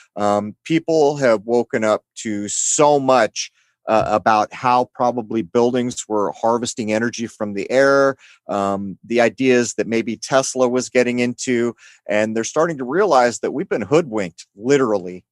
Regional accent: San Diego, California, United States; I grew up in San Diego, which is heavily, heavily Mexican influenced

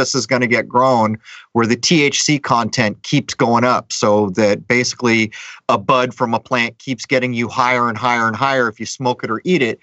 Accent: Southern California, United States; I grew up in Southern California, and in the 70s

